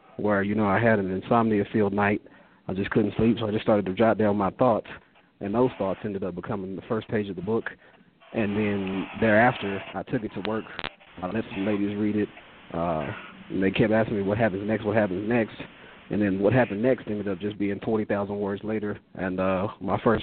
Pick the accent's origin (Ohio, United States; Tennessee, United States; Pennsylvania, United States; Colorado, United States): Colorado, United States; Aurora; I'm from Aurora, Colorado, graduated from Overland High School